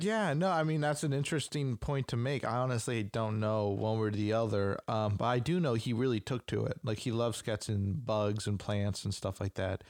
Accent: United States; we're American

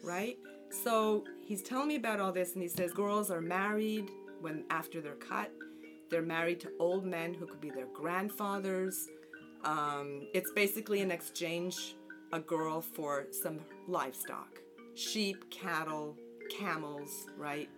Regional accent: Montreal, Quebec, Canada; moved away as an adult; now in New Jersey, United States; I'm originally from Montreal, Canada. And I've been in New Jersey since I married in 1984.

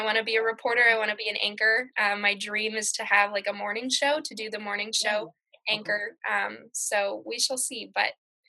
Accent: Martin, South Dakota, United States; I'm from Martin. That's where I grew up. That's where I graduated from high school. That's where my parents went to school, and I have two little brothers.

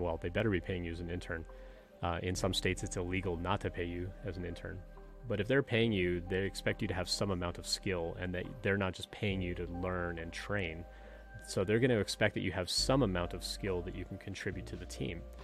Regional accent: Canada; moved away; I'm originally from Canada.

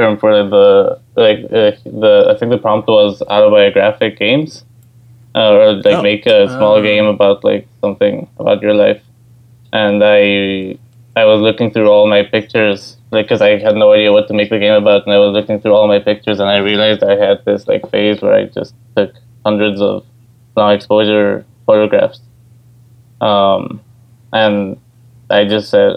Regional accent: Ecuador; moved away as an adult; now in New York, United States; I come from Ecuador in South America, and I'm actually studying right now at NYU in New York

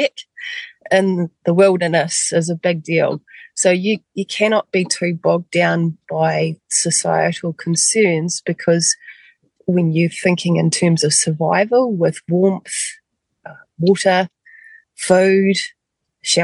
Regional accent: Westport, West Coast, New Zealand; I actually grew up on the west coast of the South Island, in Westport

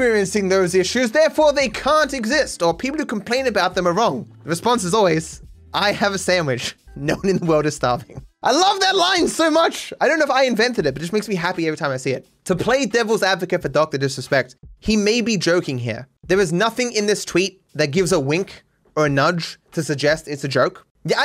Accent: Australia; As an Australian

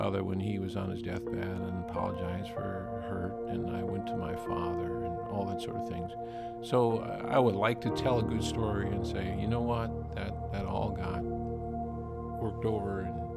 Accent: St. Paul, Minnesota, United States; I was born and raised in St. Paul, Minnesota

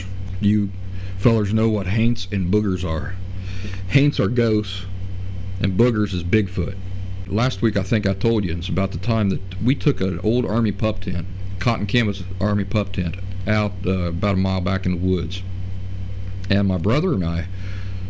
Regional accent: Appalachia, United States; accent: Appalachian; my Appalachian accent

